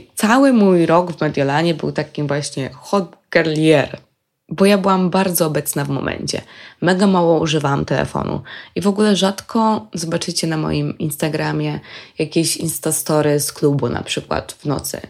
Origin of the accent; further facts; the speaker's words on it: Poland; jesteśmy z Polski.